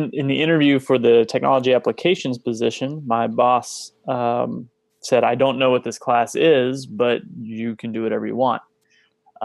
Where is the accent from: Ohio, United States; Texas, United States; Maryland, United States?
Texas, United States; also born or lived in Kansas; I'm originally from Kansas and I grew up in Texas